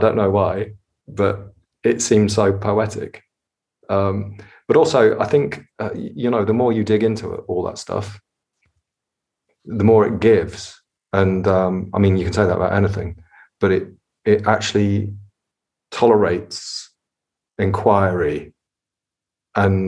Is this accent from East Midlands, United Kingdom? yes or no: yes; Nottingham, East Midlands, United Kingdom; I was growing up in Nottingham